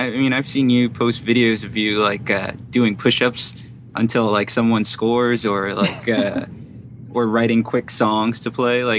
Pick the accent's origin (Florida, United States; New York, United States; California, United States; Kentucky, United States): New York, United States; I grew up in New York.